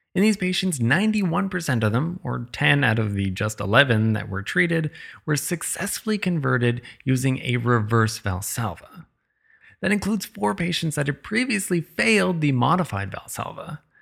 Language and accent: English; Canada; I'm Canadian